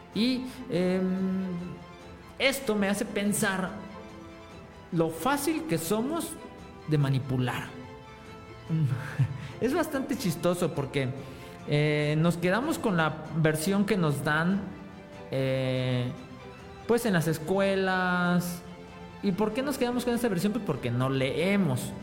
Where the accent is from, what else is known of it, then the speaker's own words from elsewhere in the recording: Mexico; somos los mexicanos